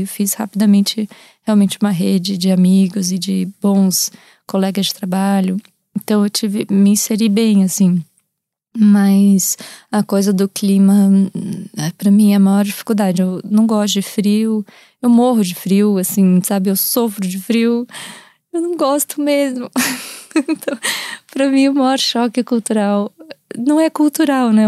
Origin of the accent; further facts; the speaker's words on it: Brazil; moved away as an adult; also born or lived in Portugal; os meus traços que eu carrego por eu ser do Brasil e, enfim, e ter crescido lá e ser brasileira